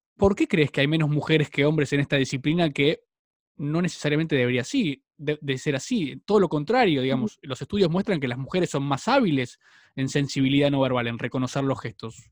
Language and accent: Spanish; Argentina; yo soy argentino